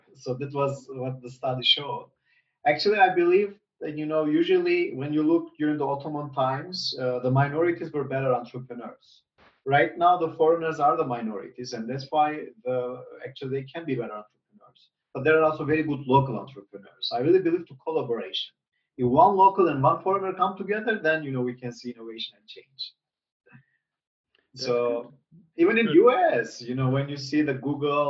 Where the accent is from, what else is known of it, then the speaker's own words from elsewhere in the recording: North Macedonia; moved away as an adult; also born or lived in United States; now in Turkey; I was born in North Macedonia